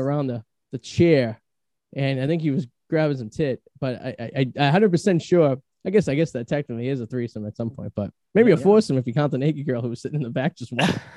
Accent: Revere, Massachusetts, United States; also born or lived in East Boston; I'm from Revere

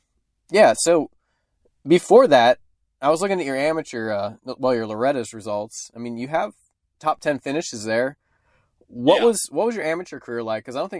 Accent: Midwest, United States; because I'm from Midwest

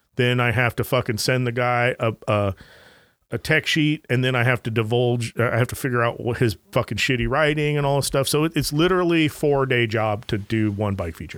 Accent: Anaheim, California, United States; I grew up in Anaheim, California

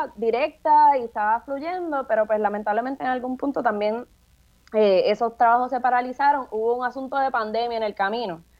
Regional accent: San Juan, Puerto Rico; yo soy residente del Caño Martín Peña

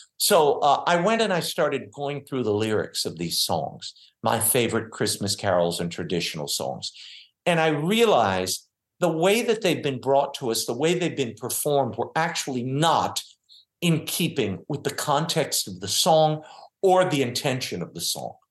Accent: New Orleans, Louisiana, United States; I grew up in New Orleans

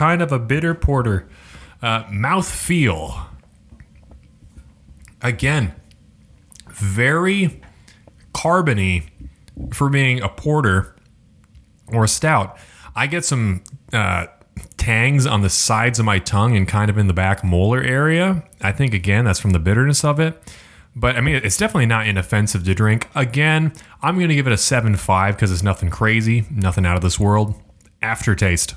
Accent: Iowa, United States; growing up in Iowa

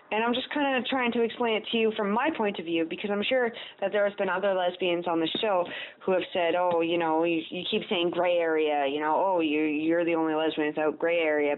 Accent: Canada; I'm Canadian

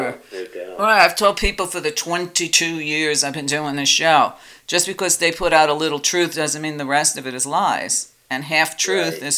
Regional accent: New York, United States; I grew up in New York when they were still doing blockbusting

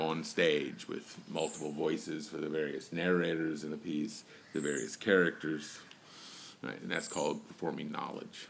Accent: Richmond, Virginia, United States; also born or lived in Goochland County, Virginia; I moved back and forth from Richmond, Virginia, to out to the prison f- farm out in what is a place called Goochland, county in Virginia

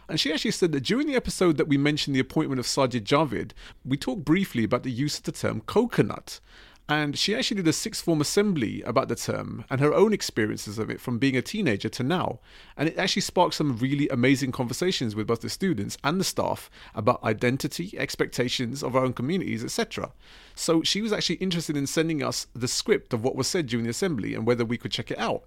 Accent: United Kingdom; we are British and we are Asian

